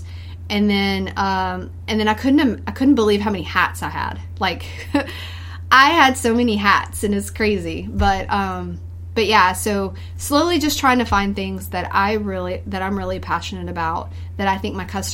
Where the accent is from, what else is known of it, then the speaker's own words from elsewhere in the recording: North Louisiana, United States; moved away as an adult; now in Baton Rouge, United States; growing up in North Louisiana, being a country girl